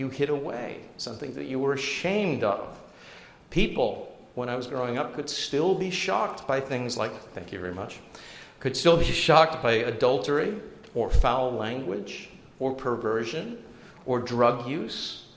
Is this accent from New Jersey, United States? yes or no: yes; northern New Jersey, United States; also born or lived in England; I grew up in northern New Jersey. We came from England